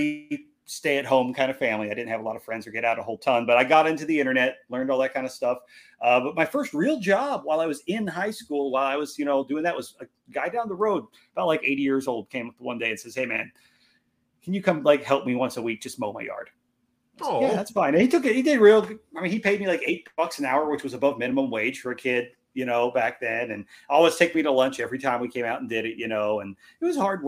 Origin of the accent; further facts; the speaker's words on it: Illinois, United States; also born or lived in Iowa; I was born in Iowa, grew up in Illinois, just right on the other side over by the Mississippi River.